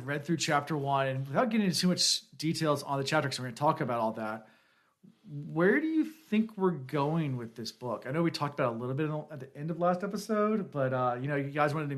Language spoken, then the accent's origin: English; Newport News, Virginia, United States; We do have beaches here in Newport News